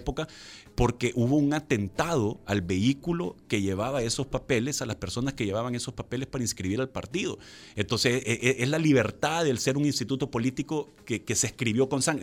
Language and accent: Spanish; El Salvador; como salvadoreños